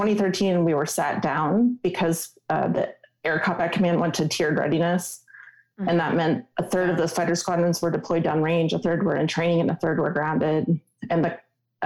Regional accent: Wisconsin, United States; moved away; I am a Wisconsin girl, born and raised, and being back home in my home state

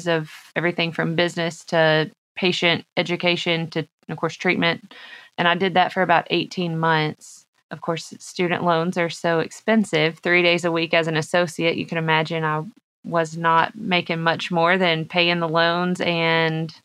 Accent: Arkansas, United States; I am originally from Arkansas.

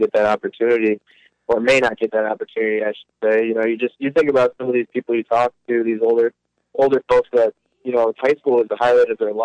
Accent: Illinois, United States; moved away as an adult; also born or lived in Woodstock, Illinois / Dubuque, Iowa; now in Sun Prairie, United States; I'm originally from Illinois

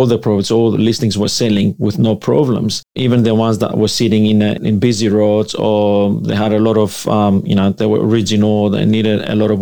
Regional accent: Greece; now in Sydney, Australia; I'm from Greece. Greek background. Both mom and dad, they're coming from Greece

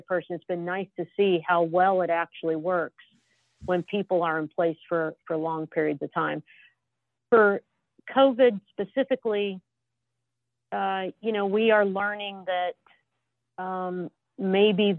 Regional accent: Southern California, United States; moved away; I'm from Southern California

